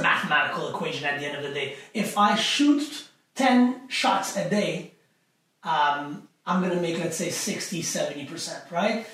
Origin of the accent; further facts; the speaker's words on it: Montreal, Quebec, Canada; I grew up in an area uh, that was pretty rough growing up in Montreal